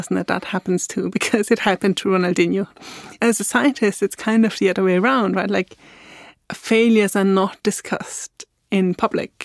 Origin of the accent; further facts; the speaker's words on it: Austria; English is a second language; moved away as an adult; also born or lived in England / Scotland / Germany; now in Berlin, Germany; I was born in Austria